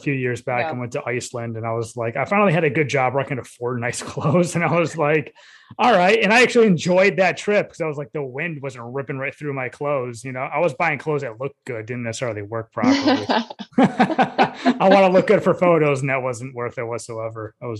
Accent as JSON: {"language": "English", "region": "upstate New York", "country": "United States", "said": "I'm an upstate New Yorker"}